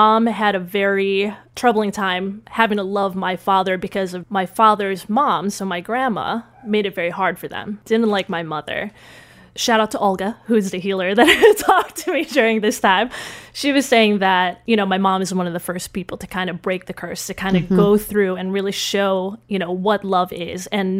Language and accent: English; Philippines; So, and this is all on my mom's side of the family, which I grew up in the Philippines a little bit.